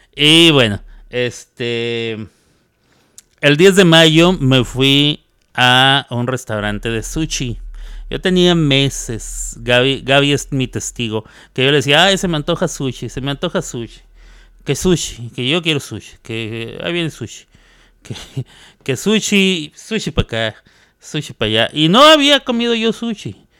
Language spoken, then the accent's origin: Spanish; Mexico; now in United States; como soy mexicano ando festejando el 5 de mayo